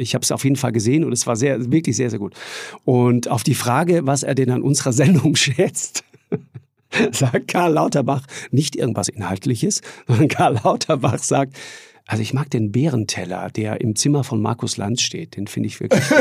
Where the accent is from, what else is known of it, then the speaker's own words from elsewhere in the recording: Tyrol, Austria; bei uns in Tirol wird auch immer sofort geduzt